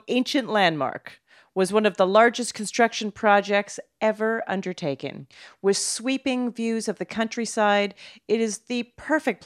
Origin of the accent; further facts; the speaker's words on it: Calgary, Alberta, Canada; I'm from Calgary, by the way. I grew up in Calgary.